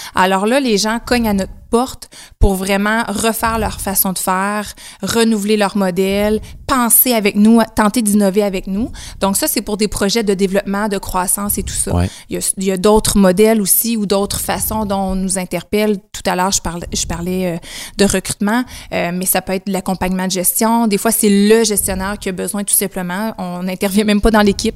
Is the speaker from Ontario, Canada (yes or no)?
no; Témiscouata-sur-le-Lac, Quebec, Canada; je suis native du Témiscouata, donc Cabano anciennement, maintenant Témiscouata sur le lac, secteur Cabano